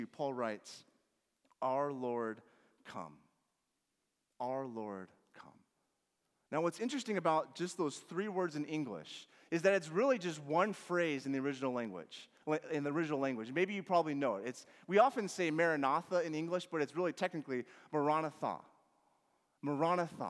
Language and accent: English; Washington, United States; growing up in Washington